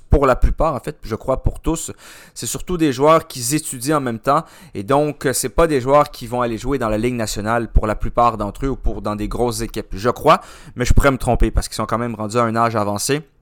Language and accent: French; Quebec, Canada; also born or lived in Ottawa; Même si on vient du Québec